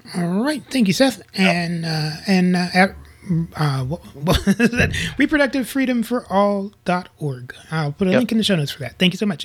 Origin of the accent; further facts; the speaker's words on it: Tornado Alley, United States; moved away; I grew up in Tornado Alley